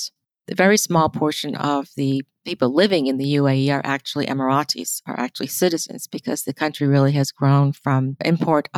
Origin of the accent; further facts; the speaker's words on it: United States; we as American nurses